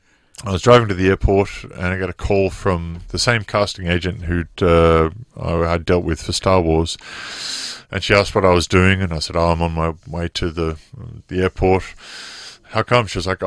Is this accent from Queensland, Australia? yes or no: no; Wollongong, New South Wales, Australia; I'll just be with the kids back home in my hometown of Wollongong